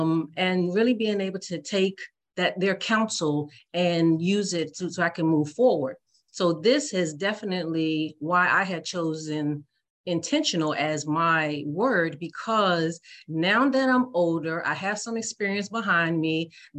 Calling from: Washington, District of Columbia, United States; I am calling from the United States, in particular, the Washington, D.C. Area.

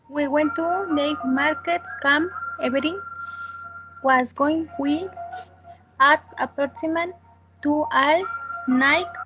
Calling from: Mexico City, Mexico; I am calling from Mexico City.

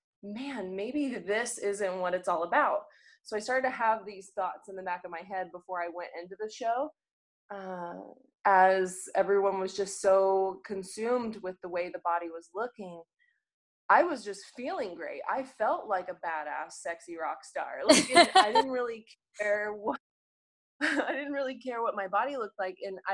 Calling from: Phoenix, Arizona, United States; So, yep, I am joining you from Phoenix. It is super hot right now this year. So I'm new to Phoenix.

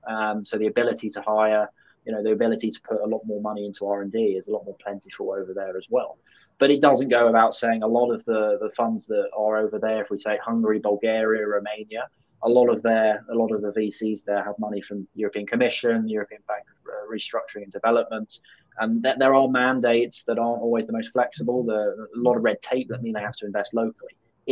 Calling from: Birmingham, West Midlands, United Kingdom; I'm ringing you from Birmingham now, so that's where I am at this moment.

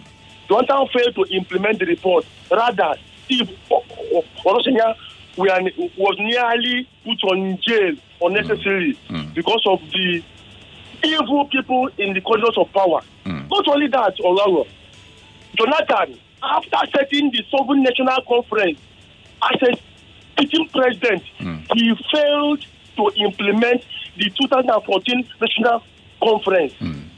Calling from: Suleri, Nigeria; from Suleri.

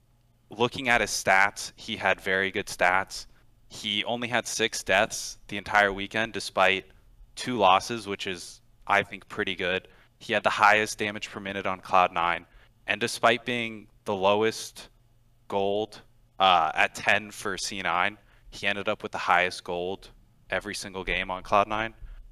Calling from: Houston, Texas, United States; Houston, Texas.

